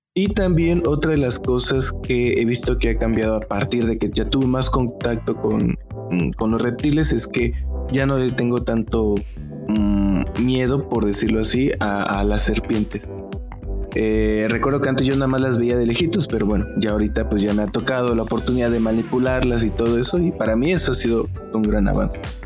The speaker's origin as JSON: {"language": "Spanish", "town": "Matías Romero", "region": "Oaxaca", "country": "Mexico", "said": "yo soy de Matías Romero, que queda a una hora de Juchitán"}